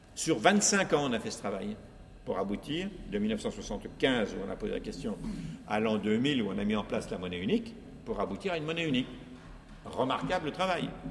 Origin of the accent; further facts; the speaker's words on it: France; chez nous en France